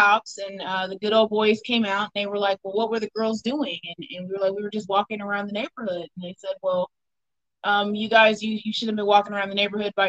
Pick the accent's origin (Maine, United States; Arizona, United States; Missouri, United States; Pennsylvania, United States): Missouri, United States; Odessa; I am from a very small town here in Missouri. I'm from Odessa